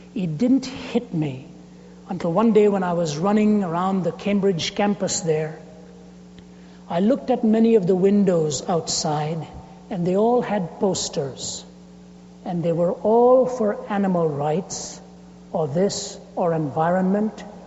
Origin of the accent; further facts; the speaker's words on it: India; moved away; I was raised in India with cricket.